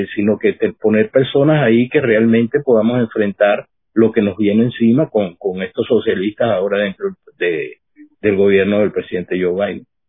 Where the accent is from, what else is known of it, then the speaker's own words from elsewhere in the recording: Venezuela; now in United States; yo como venezolano